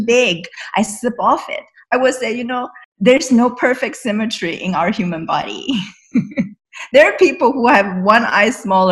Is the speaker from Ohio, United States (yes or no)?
no; the Bay Area, California, United States; I am from the Bay Area